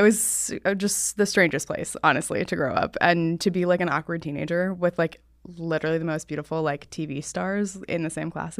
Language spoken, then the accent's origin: English; Laguna Beach, California, United States; I was born in Southern California, so raised in Laguna Beach.